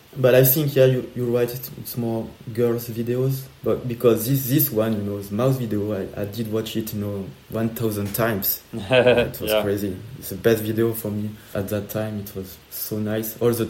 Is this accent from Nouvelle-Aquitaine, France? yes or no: yes; Bordeaux, Nouvelle-Aquitaine, France; English is a second language; I'm a skater, I'm from Bordeaux, I make videos